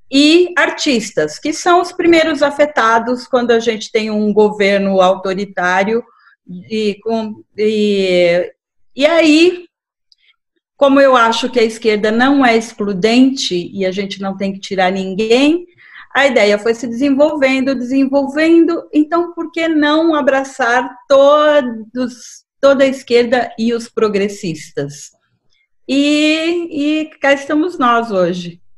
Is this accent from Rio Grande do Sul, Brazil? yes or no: no; Fortaleza, Ceará, Brazil; principalmente falando para uma web rádio é, aí de Fortaleza, que é a minha terra